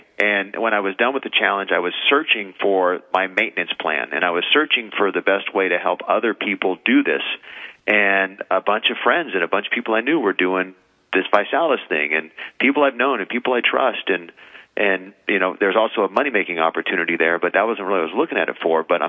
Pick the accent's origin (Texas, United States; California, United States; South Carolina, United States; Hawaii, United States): California, United States; Los Angeles; also born or lived in Santa Clarita, California; I was born and raised in beautiful San Fernando Valley